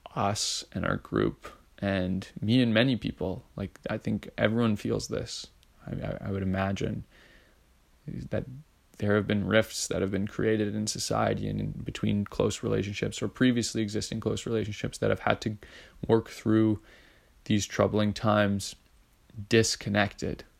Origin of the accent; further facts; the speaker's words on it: Edmonton, Alberta, Canada; I grew up in Edmonton